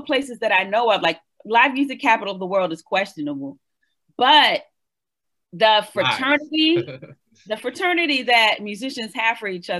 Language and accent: English; East Coast, United States; now in Austin, United States; Welcome to Austin. I'm from the East Coast.